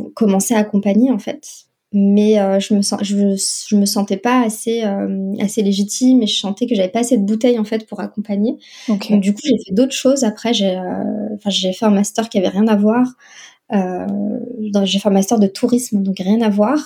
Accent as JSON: {"language": "French", "country": "France", "tie": "born or raised there", "also_born_or_lived": "North Africa", "said": "j'ai grandi euh, la majeure partie de, de, mon enfance et mon adolescence en France."}